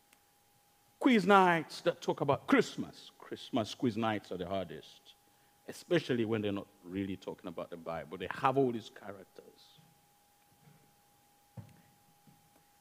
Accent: Uganda; accent: Ugandan; now in United Kingdom; It's Ugandan accent

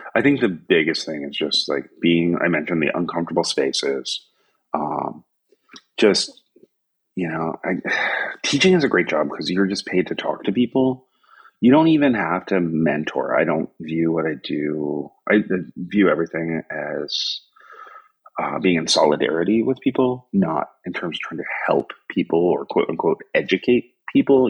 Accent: Averill Park, New York, United States; moved away as an adult; also born or lived in West Coast, United States; now in Tokyo, Japan; growing up in New York in the 70s and 80s

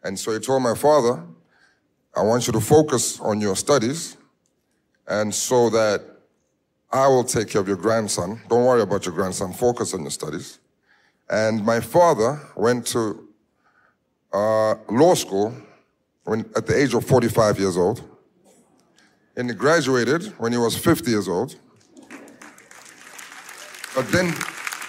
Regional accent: Johannesburg, Gauteng, South Africa; I was born in Soweto, in the hood, in the ghetto of South Africa, Johannesburg

